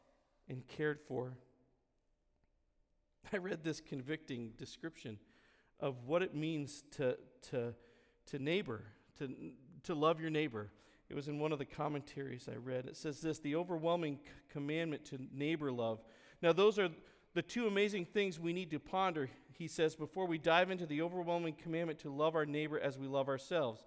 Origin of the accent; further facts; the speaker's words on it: Vermont, United States; moved away; the neighborhood I grew up back in Vermont on Silver Circle